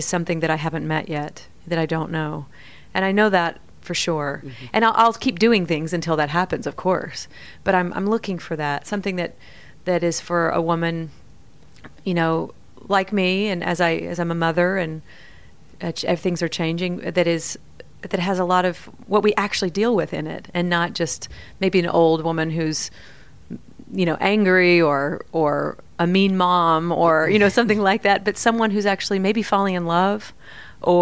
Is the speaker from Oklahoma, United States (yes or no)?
yes; Oklahoma, United States; moved away; I grew up in Oklahoma, where it was only 100 years old, my state